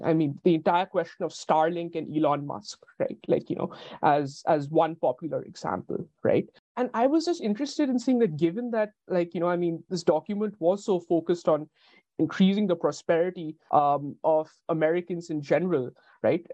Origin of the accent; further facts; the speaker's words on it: India; my own perspective as an Indian